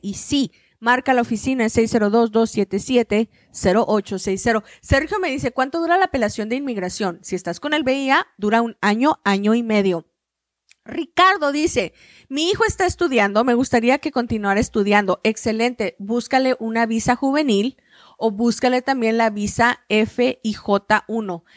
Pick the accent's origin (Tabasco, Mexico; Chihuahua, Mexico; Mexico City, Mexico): Chihuahua, Mexico; Hidalgo del Parral; moved away; Yo soy de Chihuahua, del mineral del parral